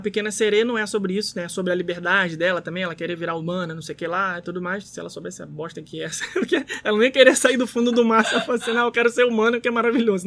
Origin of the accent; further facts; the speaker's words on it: Rio de Janeiro, Brazil; nós, brasileiros, cariocas